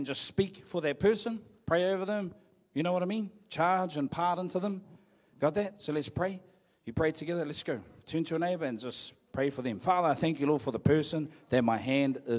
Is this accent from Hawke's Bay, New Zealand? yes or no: yes; Hawke's Bay, New Zealand; moved away as an adult; I'm back in my hometown